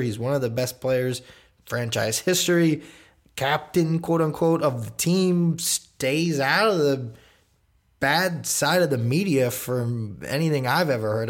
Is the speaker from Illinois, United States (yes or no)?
no; New York, United States; I am a New Yorker at heart.